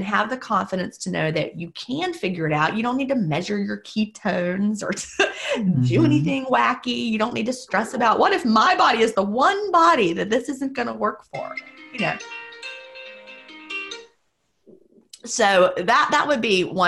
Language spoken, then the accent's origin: English; the American South, United States; being a Southerner